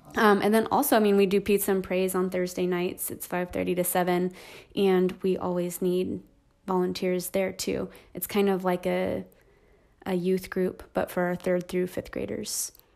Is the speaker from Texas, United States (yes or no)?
no; Hesperia, California, United States; also born or lived in Aliso Viejo, California; I grew up in Hesperia, California, so in the high desert, um, in the Inland Empire. Um, and I was there, um, till I was eighteen